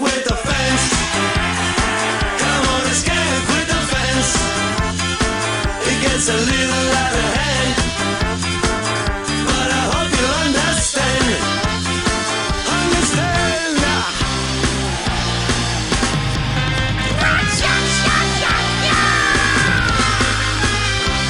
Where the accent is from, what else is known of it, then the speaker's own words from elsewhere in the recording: Nottingham, East Midlands, United Kingdom; now in Cyprus; my hometown of Nottingham